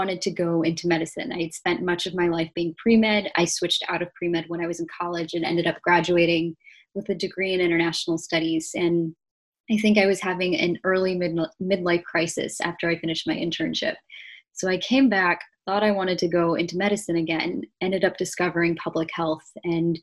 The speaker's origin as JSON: {"language": "English", "region": "Ohio", "country": "United States", "tie": "born or raised there", "also_born_or_lived": "New York", "moved": "as an adult", "said": "I grew up in the Midwest. I spent most of my life in the suburbs of Ohio, which was a very idyllic, very nature-filled way to grow up."}